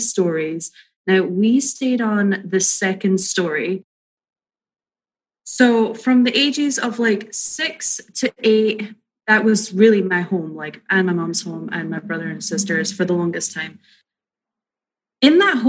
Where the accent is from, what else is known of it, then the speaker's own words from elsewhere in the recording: Edinburgh, Scotland, United Kingdom; moved away as an adult; now in California, United States; I was born in Edinburgh, Scotland. And I moved over to California about 9 years ago.